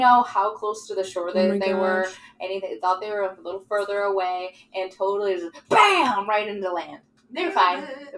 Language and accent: English; Wisconsin, United States; I grew up on Wisconsin lakes